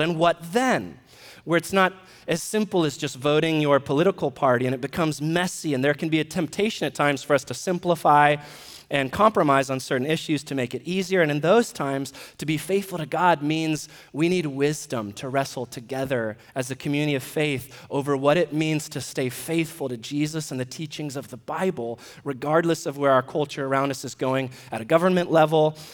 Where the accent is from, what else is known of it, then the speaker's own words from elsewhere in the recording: United States; we're American citizens